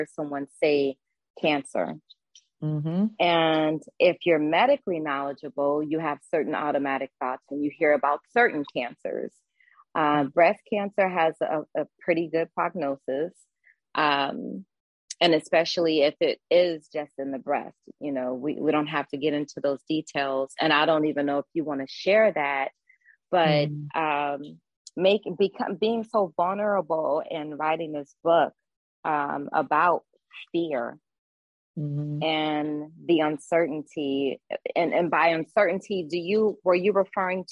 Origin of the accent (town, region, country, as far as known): Clarksdale, Mississippi, United States; also born or lived in Jonestown, Mississippi